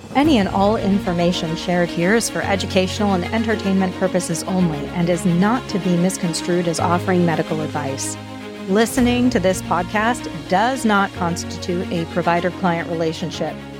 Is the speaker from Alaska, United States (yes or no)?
yes; Alaska, United States; moved away as an adult; also born or lived in Washington State; growing up in Alaska